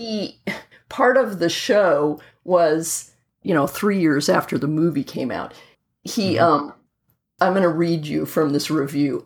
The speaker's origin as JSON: {"language": "English", "region": "Southern California", "country": "United States", "tie": "born or raised there", "said": "when I was about, let me see, 13, growing up in Southern California"}